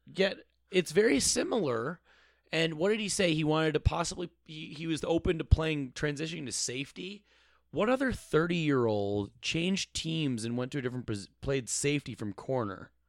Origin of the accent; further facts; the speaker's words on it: Eden Prairie, Minnesota, United States; I'm from the Twin Cities. I went to Eden Prairie. Uh, I'm um, in Minnesota.